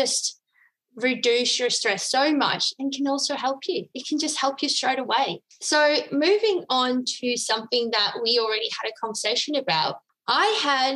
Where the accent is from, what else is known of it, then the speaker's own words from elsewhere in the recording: Netherlands; now in Australia; I'm from the Netherlands originally